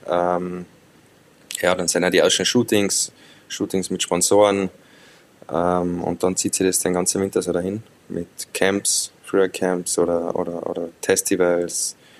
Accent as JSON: {"language": "German", "area": "Zillertal", "region": "Tyrol", "country": "Austria", "tie": "born or raised there", "said": "ich bin im Zillertal aufgewachsen"}